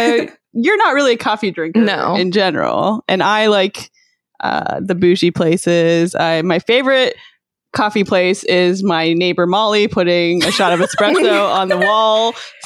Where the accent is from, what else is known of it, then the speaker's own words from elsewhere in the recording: Alberta, Canada; my hometown in Alberta, Canada